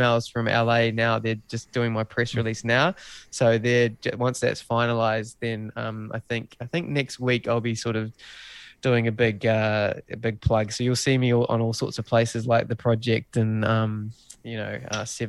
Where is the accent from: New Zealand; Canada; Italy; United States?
New Zealand; being a Kiwi bloke